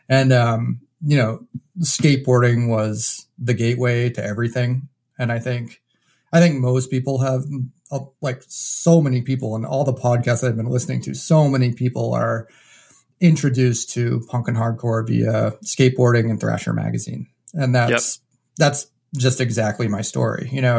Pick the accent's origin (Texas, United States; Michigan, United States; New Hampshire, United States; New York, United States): New Hampshire, United States; I was actually born and raised in New Hampshire.